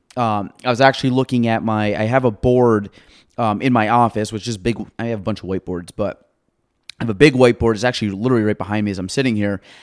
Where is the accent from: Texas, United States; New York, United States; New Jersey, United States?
New York, United States; Chazy; moved away as an adult; now in Plattsburgh area, United States; I was from Shazy.